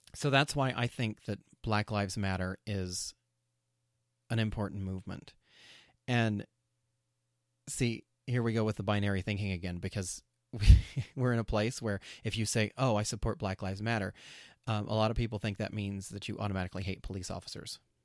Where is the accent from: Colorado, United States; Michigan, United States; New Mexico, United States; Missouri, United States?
New Mexico, United States; I grew up in New Mexico in a town with, um, there were a lot of white kids.